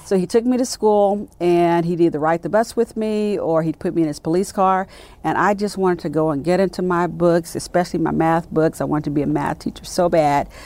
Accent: Richmond, California, United States; born or raised there; moved away as an adult; also born or lived in Birmingham, Alabama; now in Dallas, United States

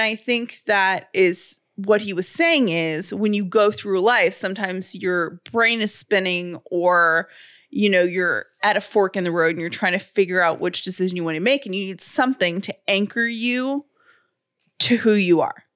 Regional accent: Atlanta, Georgia, United States; I grew up in City of Atlanta garbage.

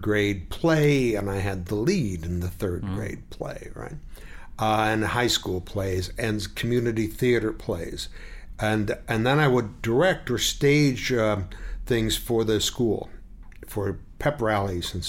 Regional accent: Detroit, Michigan, United States; moved away as an adult; I was born and raised in Detroit, Michigan.

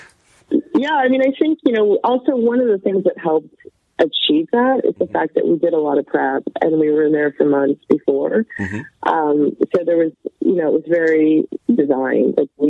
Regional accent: Canada; Like, I grew up in Canada. I didn't have any connection to the business.

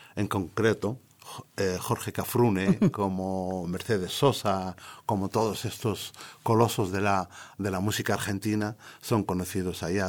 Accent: Western Sahara; soy del Sáhara Occidental, soy de la República Árabe Saharaui Democrática

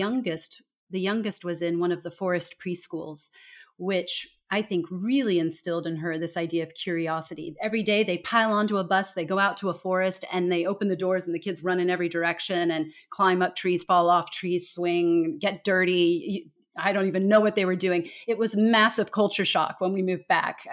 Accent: California, United States; moved away as an adult; also born or lived in Denmark / Singapore; I am originally from California. I was born and raised in a very small town in the very middle of the state

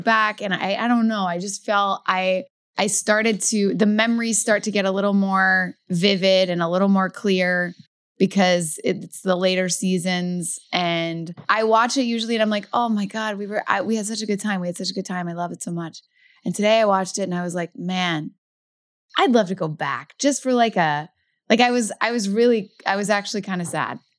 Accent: Louisville, Kentucky, United States; moved away; in Louisville, in my hometown

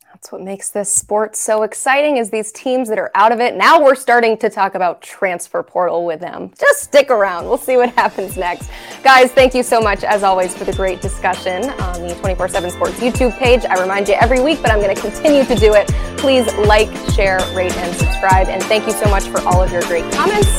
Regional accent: Knoxville, Tennessee, United States; I'm born and raised in Knoxville, Tennessee

